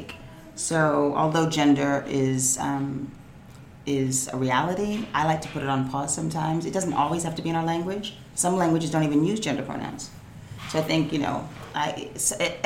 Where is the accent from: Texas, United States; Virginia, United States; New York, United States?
New York, United States; I grew up in New York. I'm like a native New Yorker